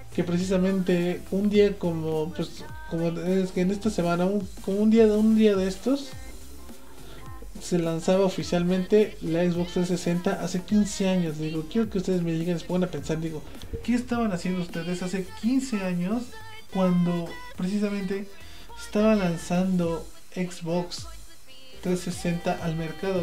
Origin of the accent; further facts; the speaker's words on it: Puebla, Mexico; yo soy poblano